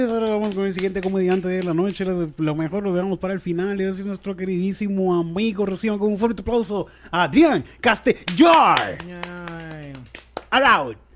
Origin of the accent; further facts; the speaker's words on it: Puerto Rico; estaba viendo a la doctora Polo como buen puertorriqueño.